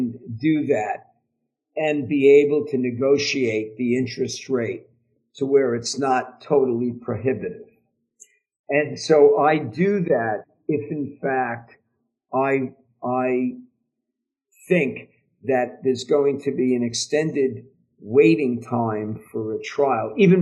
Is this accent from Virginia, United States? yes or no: no; New York, United States; from New York